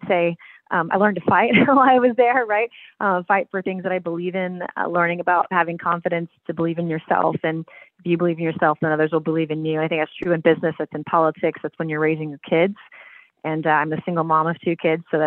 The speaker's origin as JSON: {"language": "English", "town": "Charleston", "region": "South Carolina", "country": "United States", "tie": "born or raised there", "also_born_or_lived": "Fort Bragg, North Carolina", "said": "And I grew up in South Carolina. I was actually born at Fort Bragg, North Carolina, because my dad was in the Army for 28 years and retired a one-star general. And retired to Charleston, where I grew up"}